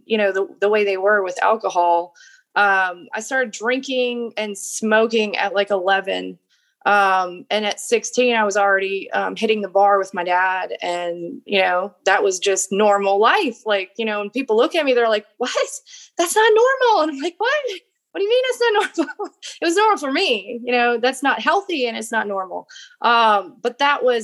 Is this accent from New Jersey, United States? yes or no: no; Golden Valley, Minnesota, United States; I was born in Minnesota. I grew up starting out in Golden Valley, Minnesota.